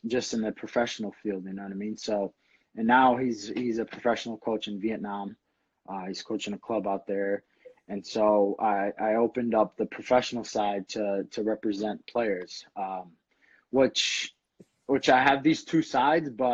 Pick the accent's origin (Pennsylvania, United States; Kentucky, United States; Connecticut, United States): Connecticut, United States; Bridgeport; I grew up in Connecticut. I was born in Bridgeport, St. Vincent.